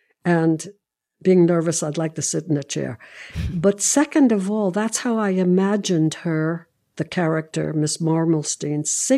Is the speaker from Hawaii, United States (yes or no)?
no; New York City, New York, United States; I'm from Brooklyn.